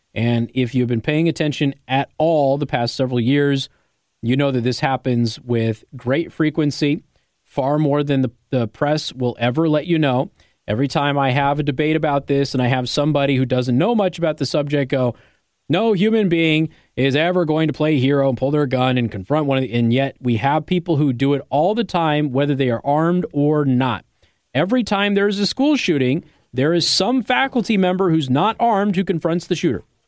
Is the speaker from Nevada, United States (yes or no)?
yes; Las Vegas, Nevada, United States; moved away; when I grew up in Las Vegas.